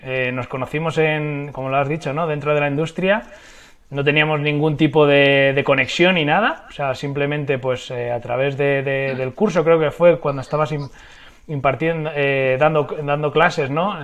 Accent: Madrid, Community of Madrid, Spain; moved away; soy de Madrid, vivo actualmente en Madrid, aunque es verdad que he pasado muchos años de mi vida en diferentes ciudades y, países

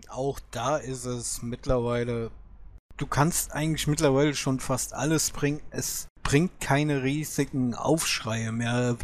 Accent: Germany; bei uns in Deutschland

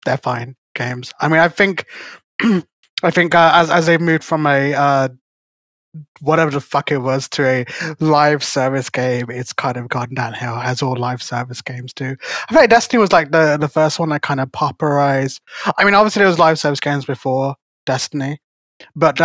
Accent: United Kingdom; I'm British

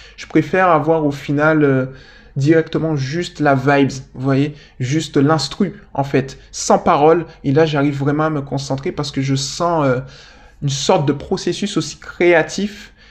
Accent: Guadeloupe; moved away; je viens de Guadeloupe

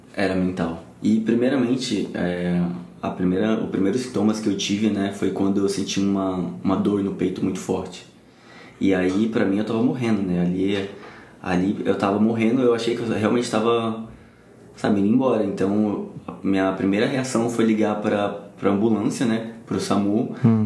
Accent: São Paulo, Brazil; moved away as an adult; now in Rio de Janeiro, Brazil; eu sou de São Paulo, né? Mas eu moro aqui no Rio de Janeiro atualmente, já tem 5, 6 anos por aí

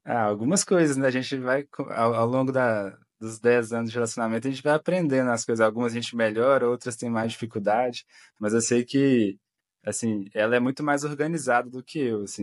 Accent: Belo Horizonte, Minas Gerais, Brazil; sou de Belo Horizonte, Minas Gerais

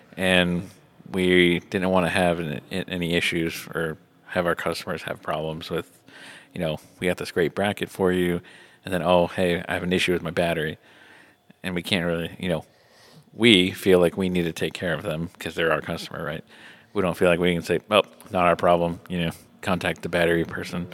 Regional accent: Indiana, United States; also born or lived in Atlanta, Georgia; I've spent most of my life in Indiana

